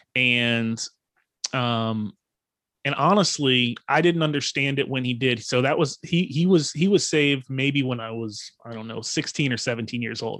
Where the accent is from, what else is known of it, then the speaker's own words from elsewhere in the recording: Fredericksburg, Virginia, United States; now in Outer Banks, North Carolina, United States; I am from Northern Virginia, um, a town called Fredericksburg, Virginia. And, but I currently reside on the Outer Banks of North Carolina